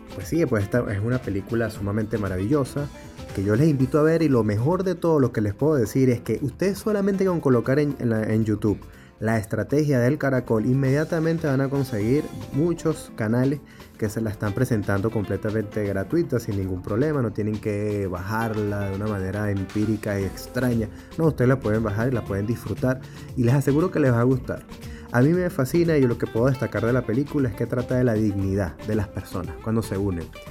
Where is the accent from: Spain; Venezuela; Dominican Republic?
Venezuela; Soy periodista, músico venezolano